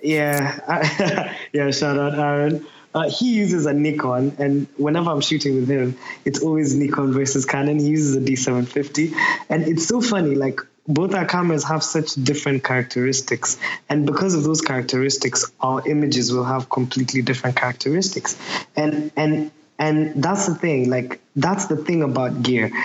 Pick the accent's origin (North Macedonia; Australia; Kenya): Kenya; Nairobi; moved away as an adult; now in Manchester, United Kingdom; I'm from Nairobi, Kenya. I just moved to Manchester three years ago. So like Nairobi is where I was born and raised.